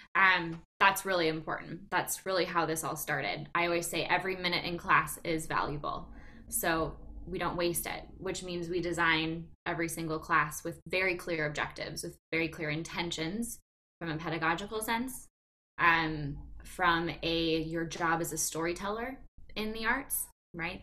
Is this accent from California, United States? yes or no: no; Green Bay, Wisconsin, United States; I'm from Green Bay, born and raised.